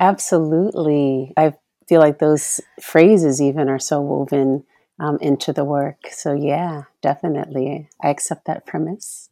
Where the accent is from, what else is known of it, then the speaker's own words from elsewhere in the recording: Oakland, California, United States; in the eighties, growing up in Oakland